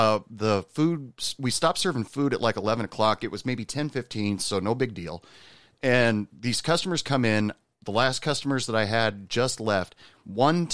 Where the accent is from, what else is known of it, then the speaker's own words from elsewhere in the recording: Oregon, United States; moved away; I'm originally from Oregon